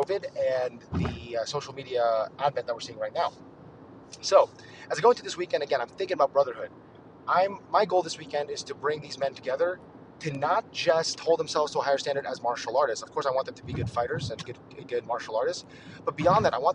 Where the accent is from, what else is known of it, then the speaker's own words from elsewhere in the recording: United States; a Filipino-American guy like me